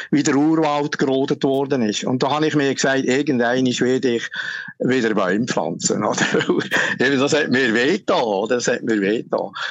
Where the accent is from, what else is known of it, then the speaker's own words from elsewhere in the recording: Switzerland; Ja, also, also ich meine, wir Schweizer, wir als Schweizer, uns interessiert